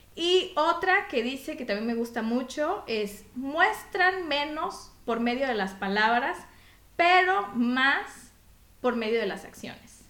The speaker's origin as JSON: {"language": "Spanish", "country": "Mexico", "moved": "yes", "lives_now": "Belgium", "said": "yo como mexicana"}